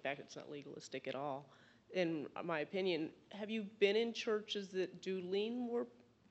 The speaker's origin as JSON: {"language": "English", "region": "the South", "country": "United States", "moved": "yes", "said": "I'm from the South."}